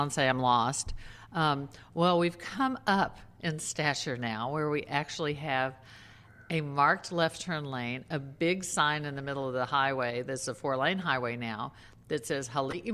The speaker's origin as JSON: {"language": "English", "region": "Texas", "country": "United States", "tie": "born or raised there", "also_born_or_lived": "New York City", "moved": "yes", "lives_now": "Maui, United States", "said": "I grew up in Texas. I lived in New York City"}